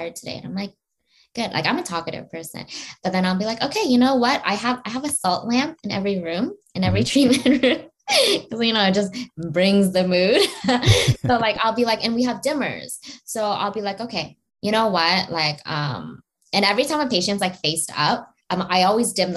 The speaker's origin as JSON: {"language": "English", "country": "Canada"}